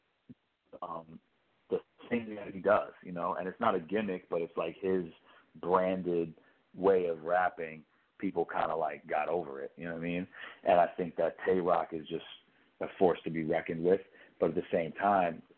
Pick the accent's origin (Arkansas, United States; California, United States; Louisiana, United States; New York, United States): New York, United States; I'm from New York, so that there's something about it that feels comfortable, you know, the slang that people use